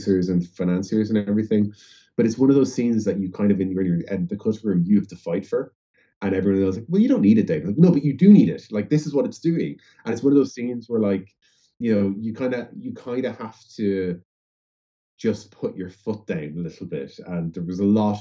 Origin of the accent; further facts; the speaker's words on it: Ireland; growing up there